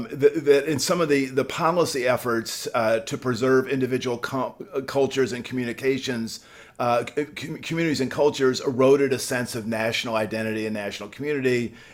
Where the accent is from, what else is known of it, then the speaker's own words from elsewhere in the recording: Peoria, Illinois, United States; I grew up in Peoria, Illinois